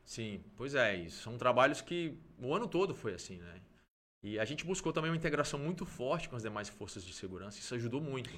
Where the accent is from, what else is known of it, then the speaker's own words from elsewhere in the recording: Brasília, Federal District, Brazil; moved away as an adult; also born or lived in Mato Grosso do Sul; eu nasci em, é, em Brasília